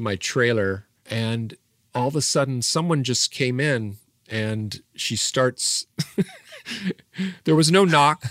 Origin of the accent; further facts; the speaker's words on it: Irvine, California, United States; growing up in Orange County, California, uh, in the mean streets of Irvine